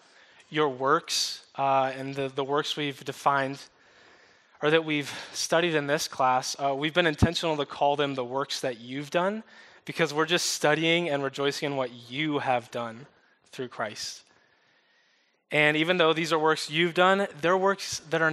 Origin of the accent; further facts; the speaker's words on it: upstate New York, United States; moved away; also born or lived in the South (US); moved to upstate New York when I was 2, so I'm kind of a New York kid. We moved from the South